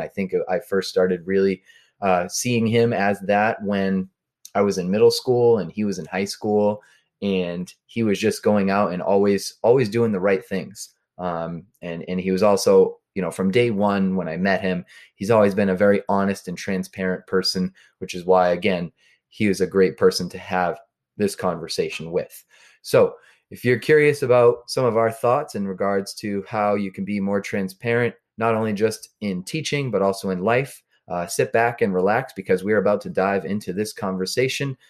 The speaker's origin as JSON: {"language": "English", "town": "North Andover", "region": "Massachusetts", "country": "United States", "said": "We're both from North Andover, Massachusetts"}